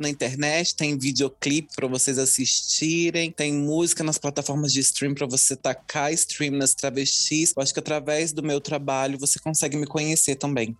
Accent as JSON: {"language": "Portuguese", "town": "Juiz de Fora", "region": "Minas Gerais", "country": "Brazil", "tie": "born or raised there", "said": "Eu sou nascida e criada em Juiz de Fora, no Santa Cândida, na Zona Leste"}